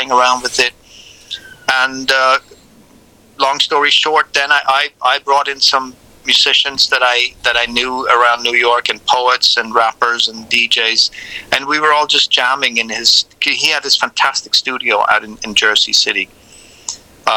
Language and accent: English; Sweden; I'm from Sweden